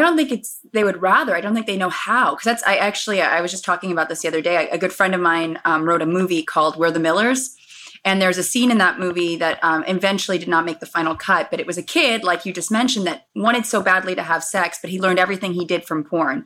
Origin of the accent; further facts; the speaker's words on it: Los Angeles, California, United States; I was born and raised in Los Angeles